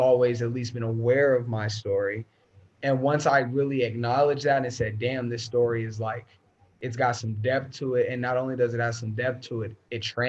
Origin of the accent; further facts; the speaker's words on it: Denver, Colorado, United States; I grew up in the East Side